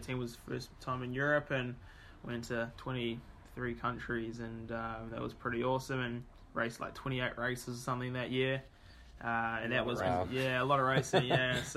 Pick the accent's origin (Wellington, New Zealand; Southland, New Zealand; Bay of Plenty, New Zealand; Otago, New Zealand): Bay of Plenty, New Zealand; Whakatane; also born or lived in Taupo; I was born in Taupo, but did all my growing up as a kid in Whakatane